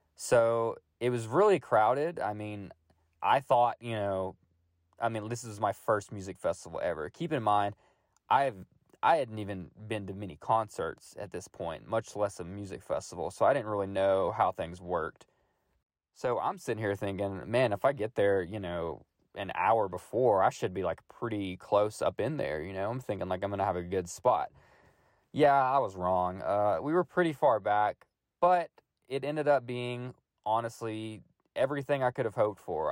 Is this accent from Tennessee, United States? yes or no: yes; Middle Tennessee, United States; I am born and raised in Middle Tennessee, only about an hour from Manchester